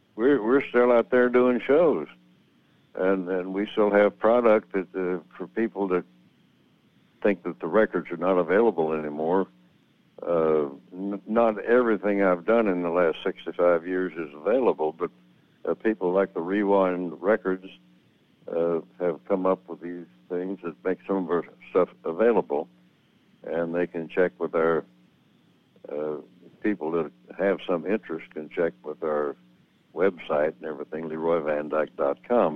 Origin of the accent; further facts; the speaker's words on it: Missouri, United States; moved away as an adult; also born or lived in Nashville, Tennessee; the home farm where I grew up here in Missouri